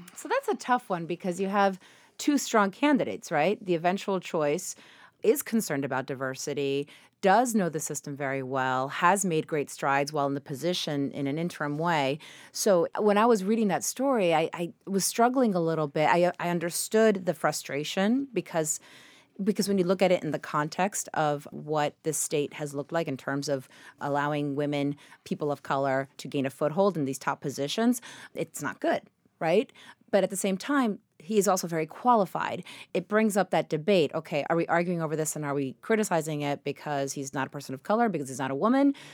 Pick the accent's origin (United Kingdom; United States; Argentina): Argentina; moved away; I come from Argentina